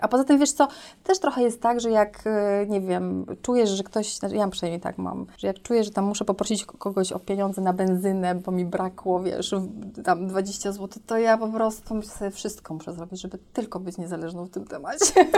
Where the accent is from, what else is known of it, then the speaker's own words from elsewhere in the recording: Bytom, Silesian Voivodeship, Poland; urodziłam się w Bytomiu